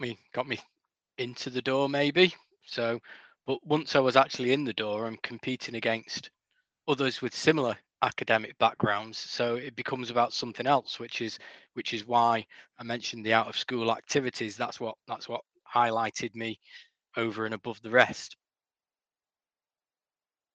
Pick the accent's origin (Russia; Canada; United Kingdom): United Kingdom; Macclesfield, North West England; my hometown of Macclesfield